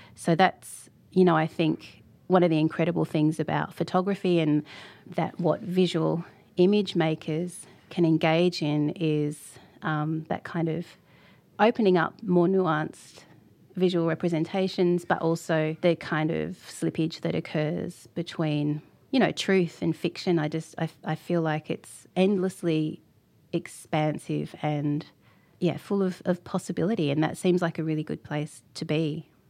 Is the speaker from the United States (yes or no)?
no; Tasmania, Australia; born or raised there